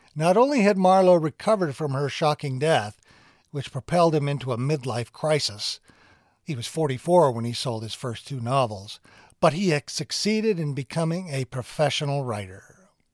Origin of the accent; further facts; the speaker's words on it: Glendale, Arizona, United States; I grew up in Glendale, Arizona.